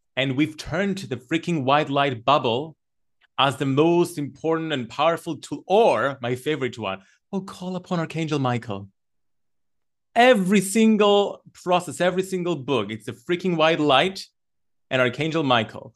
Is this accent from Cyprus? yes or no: yes; Cyprus; while I was growing up in Cyprus